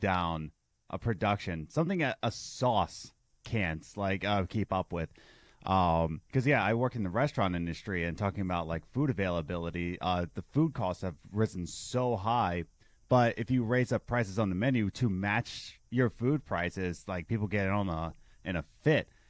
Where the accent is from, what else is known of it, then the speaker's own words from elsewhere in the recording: Philadelphia, Pennsylvania, United States; where I grew up in Philadelphia, it was Uh, I grew up in the Russian Chinese district.